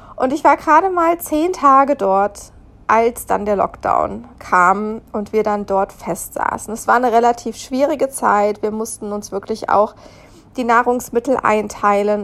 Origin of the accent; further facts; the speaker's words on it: Germany; moved away as an adult; also born or lived in India / Zanzibar; da Deutschland nicht mal mehr mein Heimatland war, gefühlt, natürlich habe ich einen deutschen Pass